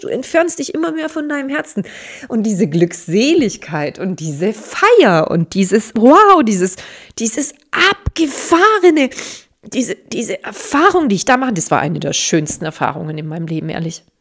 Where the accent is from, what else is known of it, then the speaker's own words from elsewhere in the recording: Germany; ich bin in Deutschland geboren